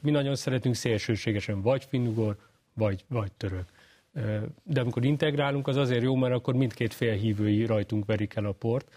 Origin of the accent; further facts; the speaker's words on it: Hungary; mivel magyar vagyok